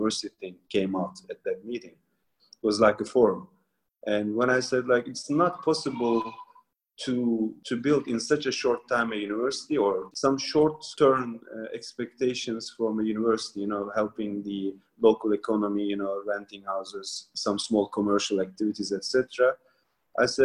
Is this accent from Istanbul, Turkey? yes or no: no; Mardin, Turkey; I'm also from Mardin